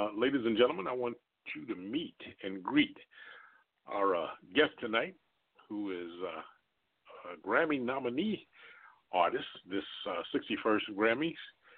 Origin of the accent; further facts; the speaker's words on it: United States; I'm from the New York, New Jersey area.